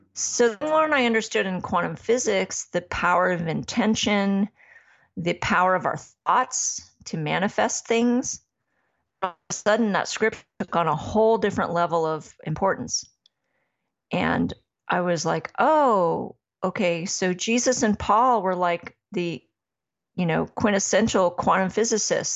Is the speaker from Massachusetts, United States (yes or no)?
yes; Massachusetts, United States; I was raised in Massachusetts